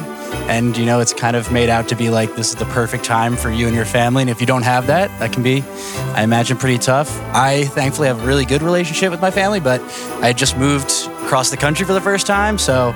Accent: New Jersey, United States; moved away as an adult; now in San Diego, United States; I'm from New Jersey originally.

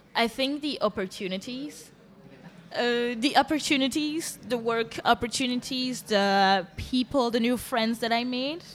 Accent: Antwerp, Flanders, Belgium; moved away as an adult; now in Brussels, Belgium; I was born in Antwerp. I grew mm-hmm. up in mm-hmm. Antwerp.

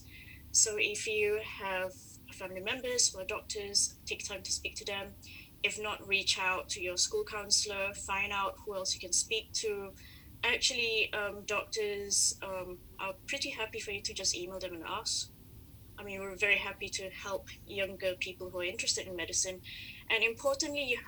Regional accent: Malaysia; I am Malaysian.

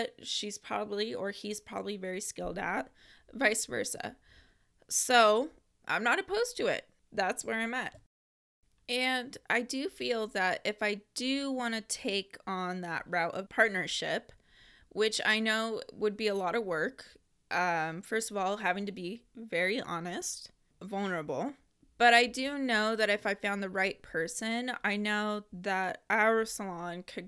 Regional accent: Portland, Oregon, United States; you're almost a native, which I am too

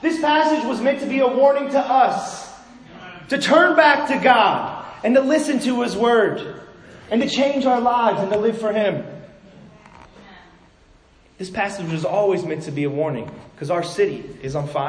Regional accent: Los Angeles, California, United States; as a kid, I grew up in Los Angeles

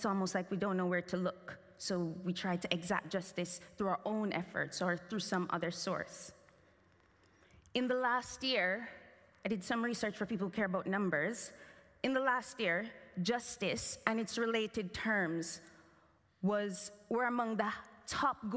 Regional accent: Jamaica; as a Jamaican child

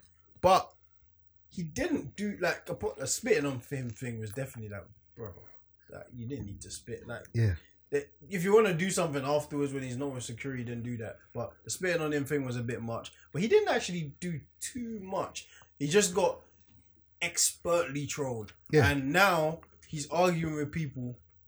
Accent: Philadelphia, Pennsylvania, United States; I'm from Philly.

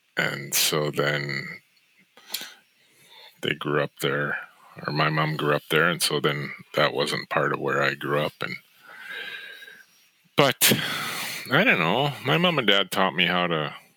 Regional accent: Northern Alberta, Canada; moved away as an adult; also born or lived in Regina, Saskatchewan / Toronto; I grew up in Northern Alberta, then got married there, had 4 kids, went and studied theology when I was 28 years old. I did an undergrad degree in theology in Regina, Saskatchewan

